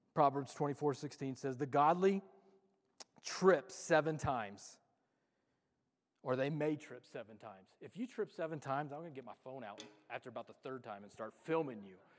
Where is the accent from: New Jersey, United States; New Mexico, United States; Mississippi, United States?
New Mexico, United States; Los Alamos; I'm from Los Alamos